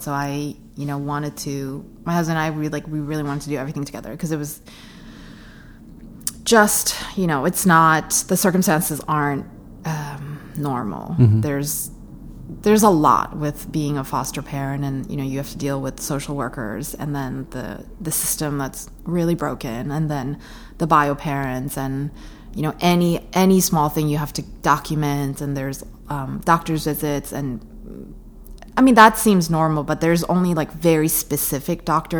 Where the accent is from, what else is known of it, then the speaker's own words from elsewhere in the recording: New York City, New York, United States; I consider myself a New Yorker.